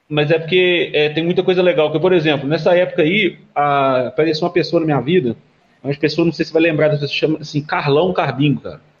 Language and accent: Portuguese; Sete Lagoas, Minas Gerais, Brazil; que sou de Sete Lagoas